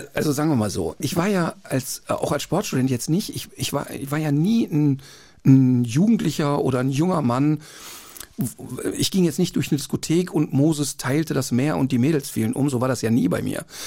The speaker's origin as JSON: {"language": "German", "town": "Duisburg", "region": "North Rhine-Westphalia", "country": "Germany", "tie": "born or raised there", "said": "Ja, da aufgewachsen, Ein, paar, paar, Meter davon entfernt geboren"}